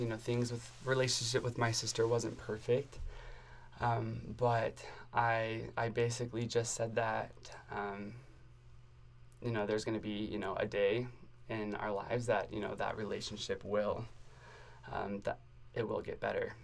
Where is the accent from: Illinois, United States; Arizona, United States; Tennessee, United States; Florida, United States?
Arizona, United States; moved away as an adult; also born or lived in Indianapolis, Indiana; now in Provo, United States; I'm from Arizona. Um, and yeah, I lived in Arizona my whole life